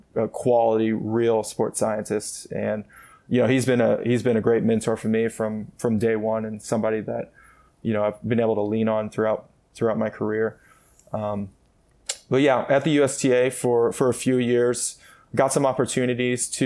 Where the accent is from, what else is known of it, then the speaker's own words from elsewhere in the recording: Columbia, Missouri, United States; moved away; I'm originally from Columbia, Missouri